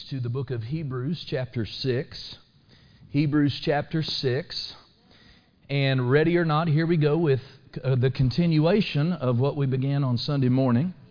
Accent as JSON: {"language": "English", "country": "United States", "tie": "born or raised there", "said": "I'm so glad to be born an American."}